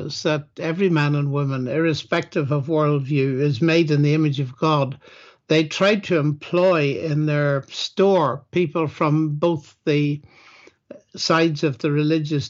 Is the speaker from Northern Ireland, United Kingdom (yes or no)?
yes; Northern Ireland, United Kingdom; moved away as an adult; also born or lived in Cambridge / Oxford; I'm originally from Northern Ireland